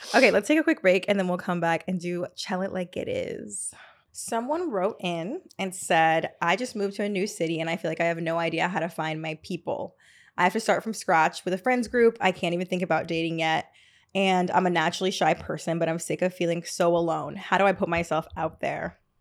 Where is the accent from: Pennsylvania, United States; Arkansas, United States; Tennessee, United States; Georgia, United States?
Georgia, United States; Atlanta; now in New York, United States; I'm not from New York, I'm from Atlanta.